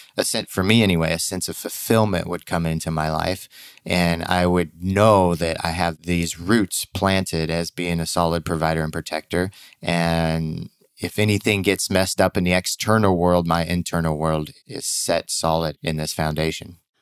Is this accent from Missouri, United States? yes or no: yes; Missouri, United States; moved away; growing up in Missouri